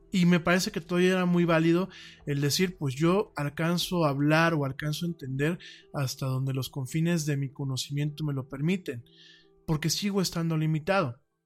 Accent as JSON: {"language": "Spanish", "country": "Mexico", "also_born_or_lived": "Spain"}